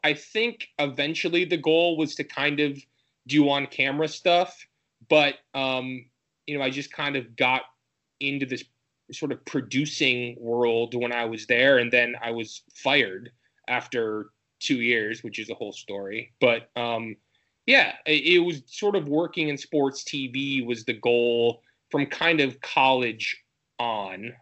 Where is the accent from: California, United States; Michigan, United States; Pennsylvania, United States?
Michigan, United States; moved away; I'm from Michigan originally